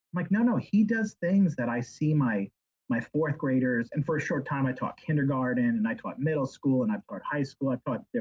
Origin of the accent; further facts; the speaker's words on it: New York, United States; moved away; I'm from New York originally